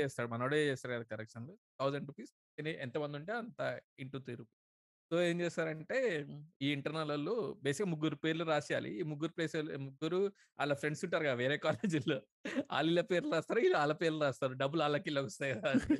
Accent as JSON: {"language": "Telugu", "area": "Khammam district", "region": "Telangana", "country": "India", "said": "నాది ఖమ్మం డిస్ట్రిక్ట్"}